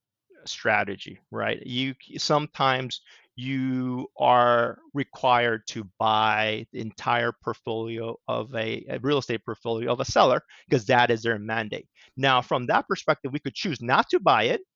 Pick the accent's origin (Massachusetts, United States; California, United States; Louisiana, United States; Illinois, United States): California, United States; Southern; moved away as an adult; also born or lived in Washington, D.C. / New York City; now in Connecticut, United States; I grew up in Southern California.